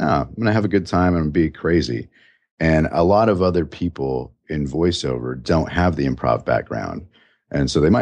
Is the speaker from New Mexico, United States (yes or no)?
yes; New Mexico, United States; now in Chicago, United States; Growing up in New Mexico, I grew up with a real lazy mouth